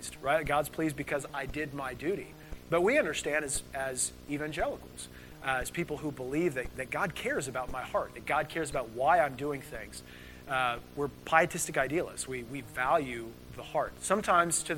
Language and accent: English; United States; we're Americans